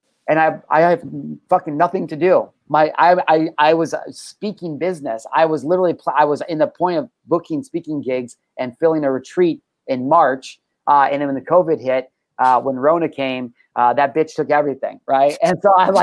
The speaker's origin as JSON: {"language": "English", "country": "United States", "said": "I'm an American."}